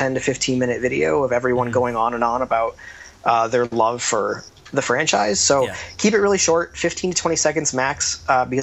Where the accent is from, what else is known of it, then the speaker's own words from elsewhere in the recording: United States; now in Canada; as an American, I'm kind of the odd man out